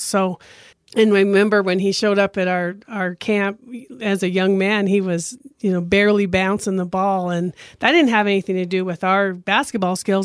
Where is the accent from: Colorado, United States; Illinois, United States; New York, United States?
Colorado, United States; Grand Junction; I grew up here in Grand Junction